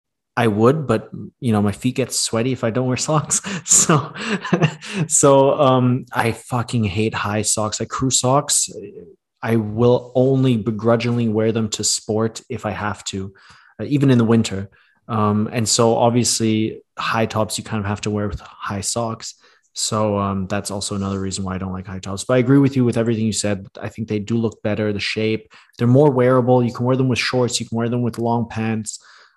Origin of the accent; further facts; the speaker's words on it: Thailand; moved away; growing up in Asia, in Thailand